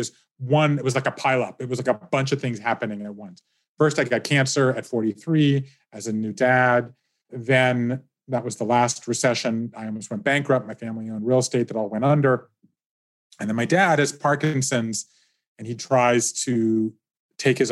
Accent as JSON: {"language": "English", "town": "Savannah", "region": "Georgia", "country": "United States", "tie": "born or raised there", "moved": "as an adult", "said": "I grew up in Savannah, Georgia"}